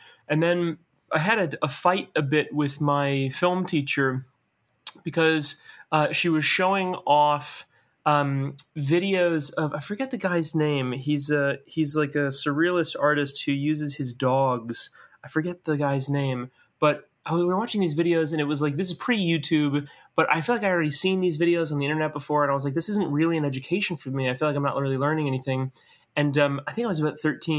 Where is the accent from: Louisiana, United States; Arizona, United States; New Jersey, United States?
Louisiana, United States; New Orleans; moved away as an adult; also born or lived in Metairie; now in Los Angeles, United States; I grew up in New Orleans